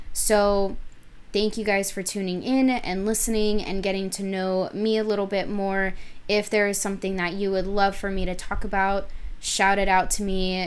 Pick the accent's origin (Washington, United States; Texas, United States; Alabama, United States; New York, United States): Texas, United States; Rio Grande Valley; I was born in the Rio Grande Valley. We lived in a super small town